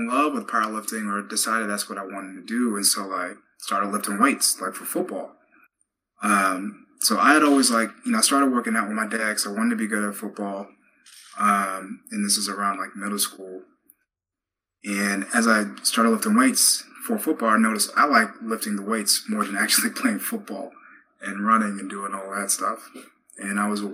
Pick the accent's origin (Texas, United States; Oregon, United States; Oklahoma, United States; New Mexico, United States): Texas, United States; growing up in Texas, you know, from fourth grade on